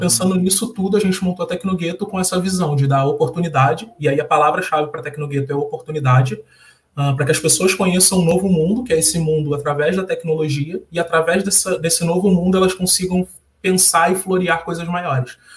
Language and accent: Portuguese; Rio de Janeiro, Brazil; Sou carioca, nascido e criado numa favela aqui do Rio